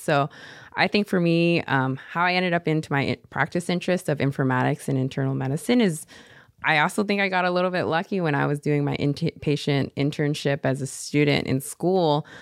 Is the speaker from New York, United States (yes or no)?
no; Seattle, Washington, United States; moved away as an adult; now in San Jose, United States; being from Seattle, you know, we're a little bit more tight for space